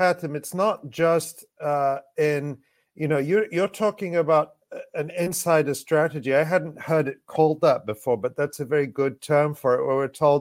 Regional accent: United States; I was born in the States

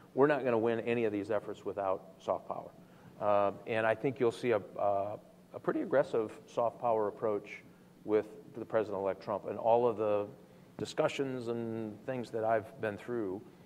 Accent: Michigan, United States; I come from Michigan, uh, and we build cars

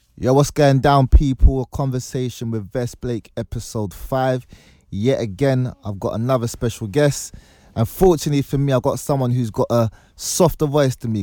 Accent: Nigeria; as a Nigerian

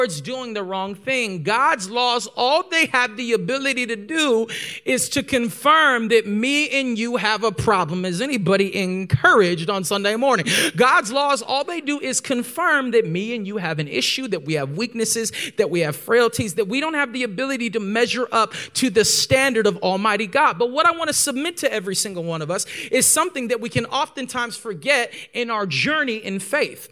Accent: Corona, California, United States; I'm from Southern California, from the Inland Empire, Corona, California

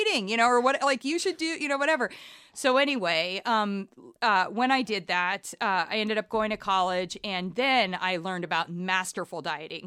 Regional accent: Columbus, Ohio, United States; moved away as an adult; also born or lived in Ann Arbor, Michigan / Liverpool / New York; ended up relocating to Columbus, Ohio, which is really where I was raised.

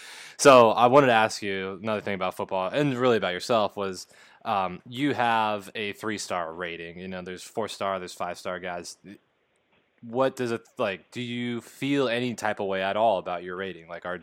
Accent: California, United States; I'm coming from Southern Cal, and we played teams that had a bunch of, you know, 4 or 5-star guys

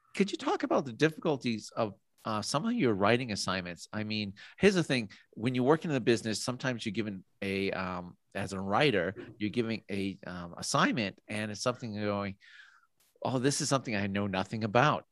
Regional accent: Massachusetts, United States; moved away as an adult; now in Idaho, United States; I'm originally from Massachusetts

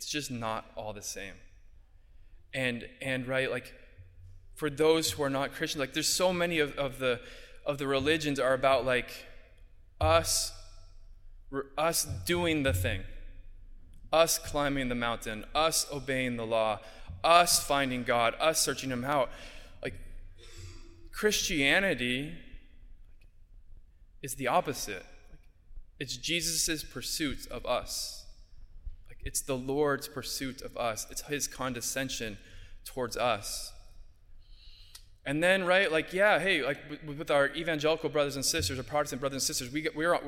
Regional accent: Southern California, United States; moved away as an adult; now in Bronx, New York, United States; I'm from Southern California

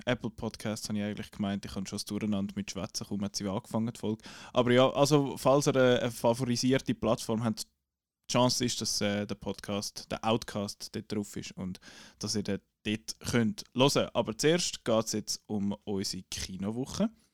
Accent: Switzerland; accent: Swiss German; first language Swiss German; weil Schweizerdeutsch unsere Muttersprache ist

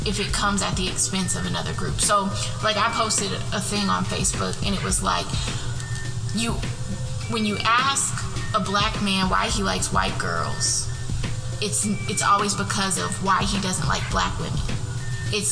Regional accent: Elko, Nevada, United States; moved away as an adult; also born or lived in Reno, Nevada / Alabama; I was born in Reno, and when I was in kindergarten, like, a little bit after kindergarten, we moved to this very, very small town in northern Nevada called Elko.

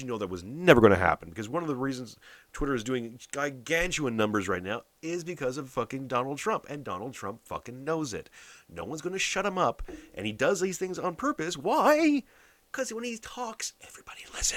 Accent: Canada; I'm a Canadian

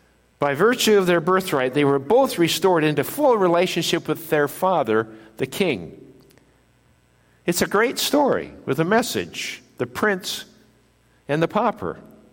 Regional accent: Japan; born there; I was born in Japan. My parents are missionaries in Japan, and so I was born in Japan of parents who were citizens of the United States, descended from Norwegian immigrants.

